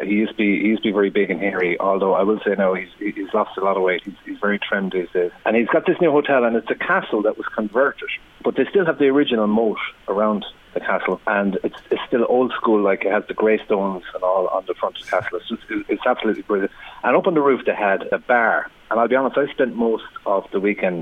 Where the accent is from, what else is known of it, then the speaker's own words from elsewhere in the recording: Tipperary, Munster, Ireland; I'm from Tipperary